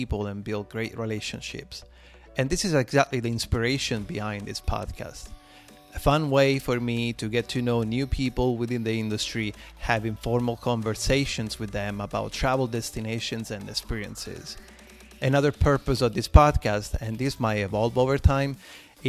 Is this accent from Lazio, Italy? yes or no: yes; Rome, Lazio, Italy; moved away as an adult; now in Florida, United States; I was fortunate to be born and raised in Rome, Italy